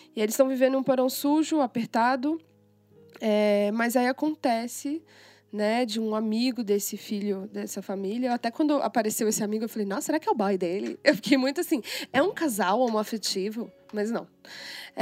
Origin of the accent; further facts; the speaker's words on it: Brazil; eu sou brasileira